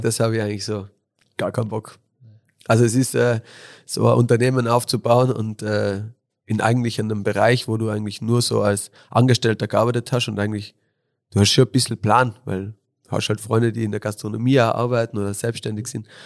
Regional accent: Innsbruck, Tyrol, Austria; bin born and raised in Innsbruck, äh, bin auf der Hungerburg oder halt auf der Höhenstraße halber Weg von Hötting auf die Hungerburg bin ich aufgewachsen

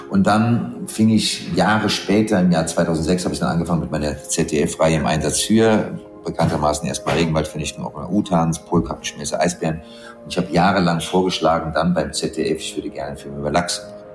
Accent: Pittsburgh, Pennsylvania, United States; also born or lived in Frankfurt, Germany; Ich bin ein Frankfurter Großstadtkind, ich bin in Pittsburgh aufgewachsen.

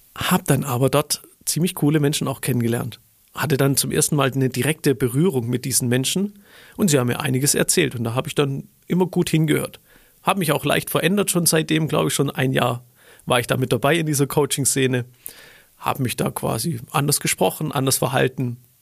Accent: Stuttgart, Baden-Württemberg, Germany; ich komme aus Stuttgart

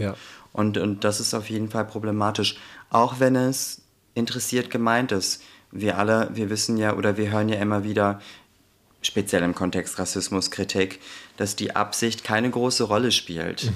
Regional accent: Garbsen, Lower Saxony, Germany; also born or lived in Hamburg; now in Hanover, Germany; ich komme aus Altgabsen, da bin ich ganz ländlich aufgewachsen.

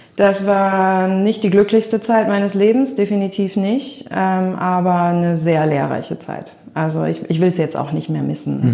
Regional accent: Melle, Lower Saxony, Germany; moved away as an adult; also born or lived in Düsseldorf / Cape Town; ich bin in Melle groß geworden ähm, als älteste von vier Kindern. Ähm, Melle ist bei Osnabrück

